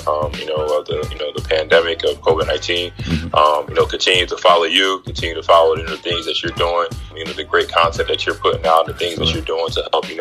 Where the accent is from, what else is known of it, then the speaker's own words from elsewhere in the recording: Philadelphia, Pennsylvania, United States; I'm from Philadelphia